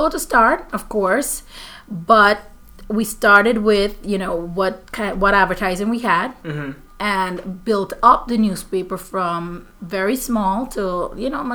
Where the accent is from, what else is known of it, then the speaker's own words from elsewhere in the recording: Guyana; now in Florida, United States; I'm from Guyana in South America, part of the Caribbean as well